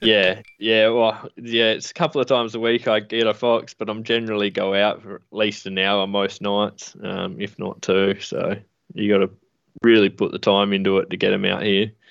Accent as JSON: {"language": "English", "town": "Adelaide", "region": "South Australia", "country": "Australia", "tie": "born or raised there", "said": "I grew up in Adelaide, um, in the city."}